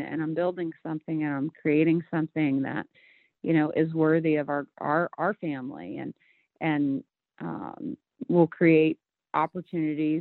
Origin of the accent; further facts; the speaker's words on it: rural Illinois, United States; everything that I had done throughout my childhood was preparing me to leave rural America